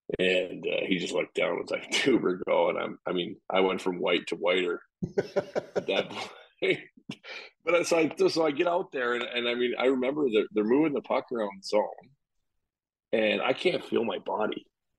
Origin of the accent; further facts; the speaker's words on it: Calgary, Alberta, Canada; I grew up mostly in Calgary since I was like 10 years old. So it's kind of like home